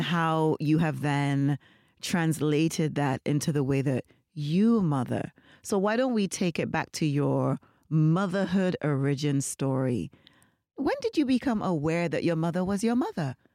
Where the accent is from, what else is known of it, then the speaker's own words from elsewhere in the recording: Nevis, St. Kitts & Nevis; also born or lived in Jamaica; I am not Saint Lucian. I am Nivisian. I grew up primarily in Nevis. I'm also Jamaican.